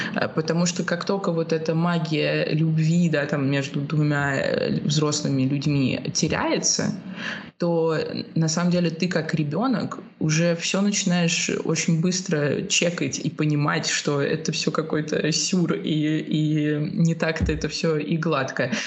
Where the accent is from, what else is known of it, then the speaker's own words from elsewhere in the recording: Russia; moved away as an adult; also born or lived in Spain; now in Lisbon, Portugal; я уехала тоже из России